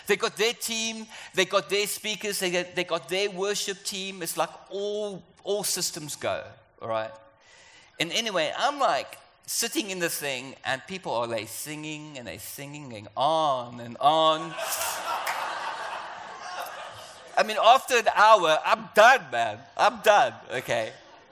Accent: South Africa; moved away; also born or lived in London; I'm South African, or you can hear my accent is different

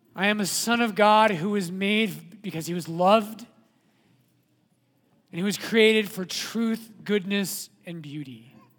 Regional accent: Littleton, United States; I was born in Littleton, right?

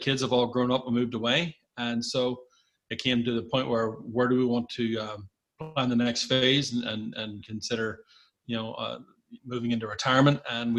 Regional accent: Donaghadee, Northern Ireland, United Kingdom; moved away as an adult; also born or lived in Washington, D.C.; I grew up in Donaghadee as a youngster. Went to Regent House

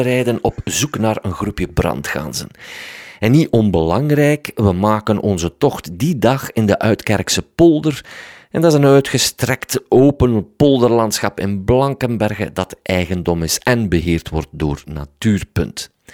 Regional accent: Waasland, Flanders, Belgium; ik kom van het Waasland

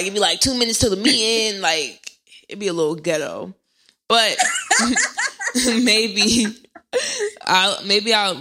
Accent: New Jersey, United States; I'm in Jersey. I'm from Jersey

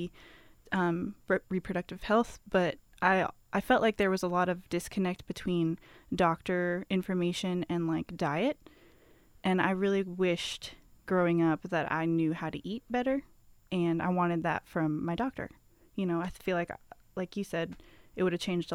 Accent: Omaha, Nebraska, United States; moved away as an adult; also born or lived in California; now in Whitesburg, United States; I grew up in Nebraska

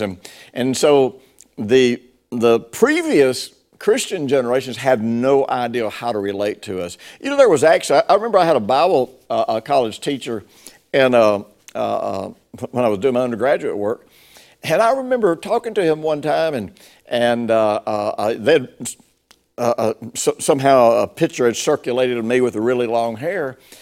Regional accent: Tennessee, United States; I grew up in Tennessee and, uh, in the fifties and sixties.

